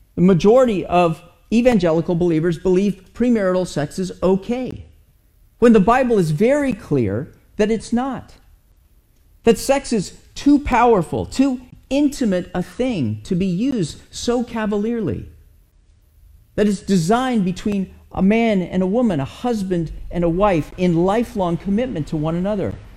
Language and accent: English; United States; as an American